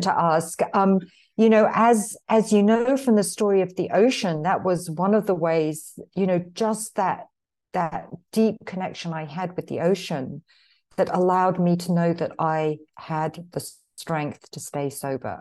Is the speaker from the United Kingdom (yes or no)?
yes; London, United Kingdom; now in Marin County, United States; I was born in London, but, um, emigrated here to the States in nineteen eighty-one